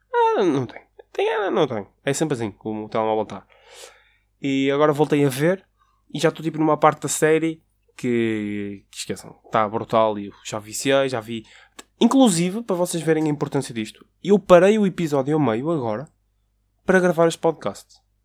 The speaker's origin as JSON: {"language": "Portuguese", "town": "Porto", "region": "Norte", "country": "Portugal", "said": "eu trabalho no Porto, eu sou do Porto"}